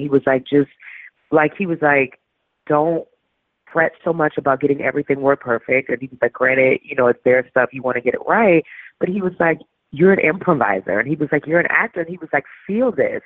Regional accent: New Orleans, Louisiana, United States; moved away; also born or lived in St. Paul, Minnesota; I'm from New Orleans

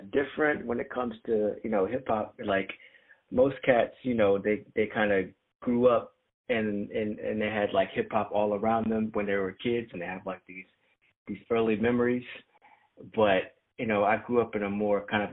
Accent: PG County, Maryland, United States; I'm from, you know, PG County, which is about an hour away

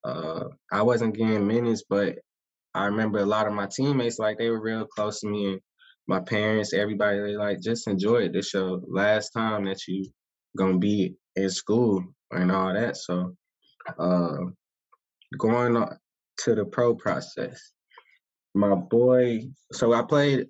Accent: Atlanta, Georgia, United States; moved away as an adult; also born or lived in Orlando, Florida / Los Angeles, California; I was born, raised in Atlanta

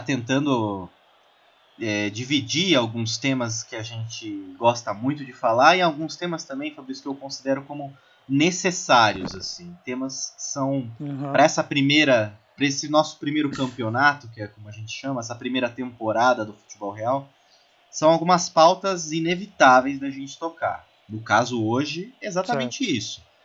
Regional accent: Brazil; a gente até como brasileiro

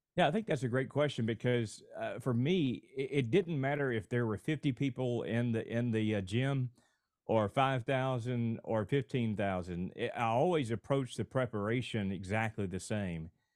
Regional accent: Alabama, United States; moved away as an adult; now in Houston, United States; my home state of Alabama

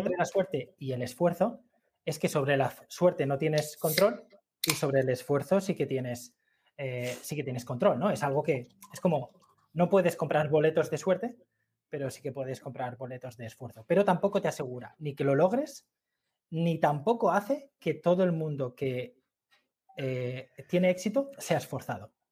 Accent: Gandia, Valencian Community, Spain; moved away; also born or lived in Madrid / Murcia; yo soy de Gandía

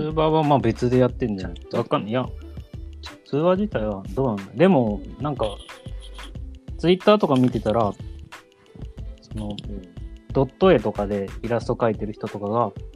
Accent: Tottori, Japan; now in Kyoto, Japan; 地元は鳥取一緒で、僕は今京都に住んでて

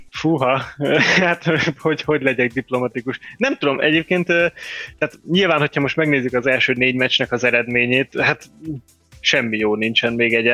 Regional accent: Debrecen, Hajdú-Bihar, Hungary; amikor haza megyek Debrecenbe, mert debreceni vagyok, és akkor a, a nagymamáméknál szállok meg

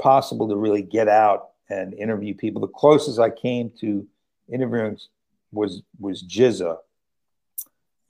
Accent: New York City, New York, United States; I'm from Brooklyn

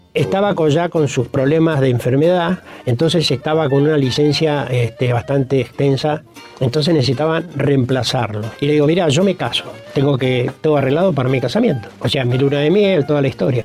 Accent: Neuquén, Argentina; born or raised there

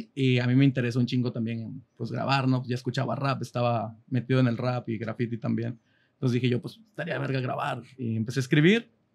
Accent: Monterrey, Nuevo León, Mexico; De zona norte, San Bernabé

